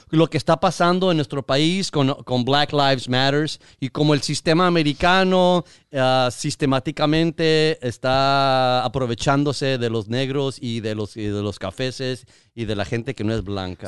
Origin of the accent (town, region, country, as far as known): Mexico; now in United States